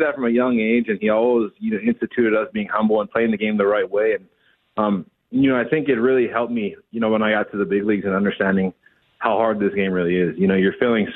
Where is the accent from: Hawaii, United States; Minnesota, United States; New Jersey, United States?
Hawaii, United States; Big Island; moved away; I'm from the Big Island.